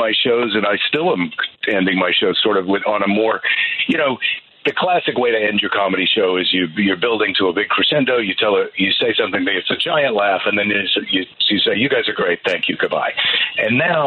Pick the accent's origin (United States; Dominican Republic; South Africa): United States; La Crosse, Wisconsin; moved away; also born or lived in Iowa City, Iowa / Clarksville, Tennessee; I spent most of my childhood in La Crosse, Wisconsin, and with 5 years in Clarksville, Tennessee